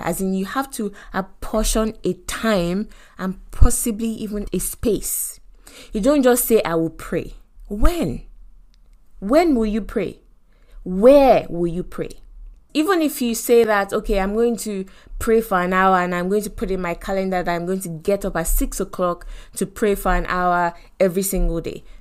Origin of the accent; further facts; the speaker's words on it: Lagos, Nigeria; African parents, you know, growing up in Lagos, Nigeria